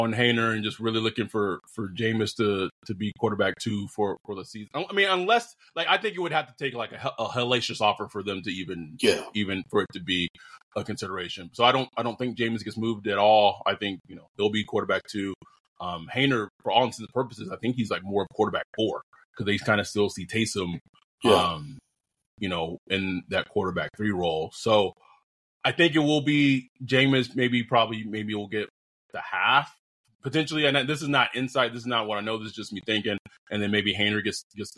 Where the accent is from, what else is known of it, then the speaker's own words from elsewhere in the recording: Texas, United States; now in California, United States; I'm a Texan